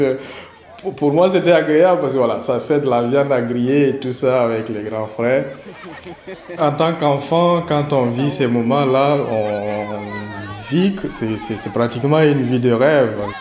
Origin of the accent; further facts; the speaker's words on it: Fada N'Gourma, Est, Burkina Faso; Je suis né et j'ai grandi à Fadan Koumou, à l'est du Burkina Faso.